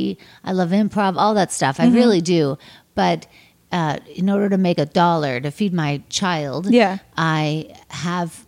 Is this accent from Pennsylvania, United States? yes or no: yes; Pittsburgh, Pennsylvania, United States; I'm from Pittsburgh, Pennsylvania